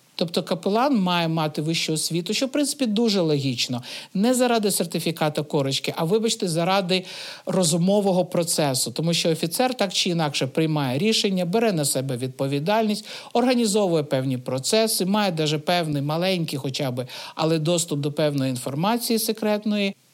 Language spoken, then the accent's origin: Ukrainian; Kyiv, Ukraine; moved away as an adult; also born or lived in Stanytsia Luhanska; Я сама з Києва, але в 15-му році я переїхала жити в станицю Луганську.